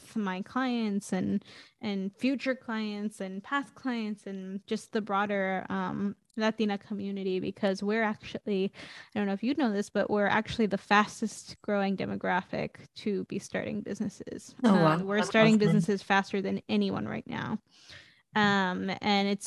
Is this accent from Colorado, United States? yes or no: no; New York City, New York, United States; now in Portland, United States; I'm originally from New York City. I grew up in Queens